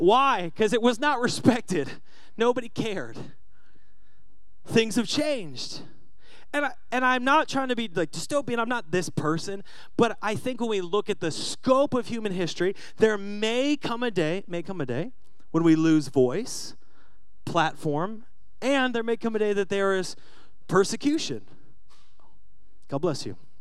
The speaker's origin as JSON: {"language": "English", "town": "Seattle", "region": "Washington", "country": "United States", "said": "I'm from Seattle"}